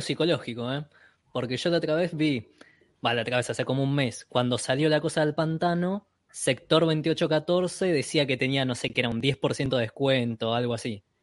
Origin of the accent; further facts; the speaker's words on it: Berazategui, Buenos Aires Province, Argentina; yo que soy de, de Vareda, acá de zona